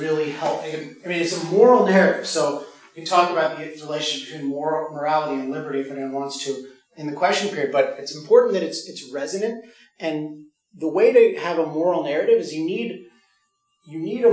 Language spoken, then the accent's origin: English; California, United States; I'm from California